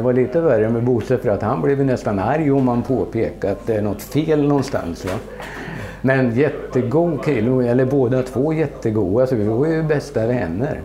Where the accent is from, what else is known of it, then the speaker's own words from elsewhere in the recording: Sweden; also born or lived in Netherlands; jag är svensk